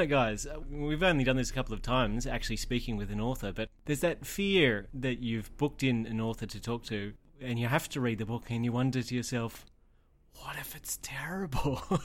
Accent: Tamworth, New South Wales, Australia; I'm from Tamworth. I grew up in Tamworth and just outside of Tamworth.

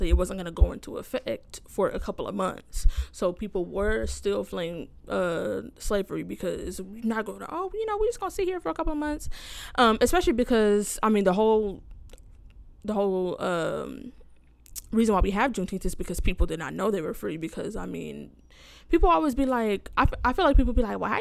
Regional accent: Canada; I'm Canadian

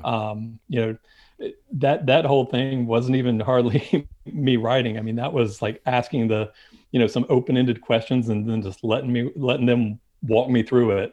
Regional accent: Winston-Salem, North Carolina, United States; now in Charlotte, United States; I grew up just outside of Winston-Salem, and so that was my home track

